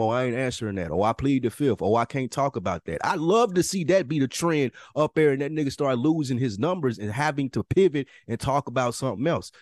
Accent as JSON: {"language": "English", "region": "the South", "country": "United States", "said": "as a Southerner"}